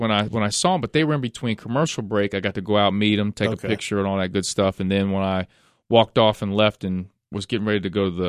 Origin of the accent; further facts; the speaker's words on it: Cincinnati, Ohio, United States; they told him I was from Cincinnati